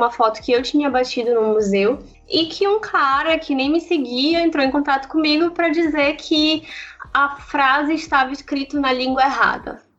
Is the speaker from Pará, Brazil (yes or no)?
yes; Belém, Pará, Brazil; Eu tenho 25 anos, sou de Belém do Pará e eu sou acadêmica de medicina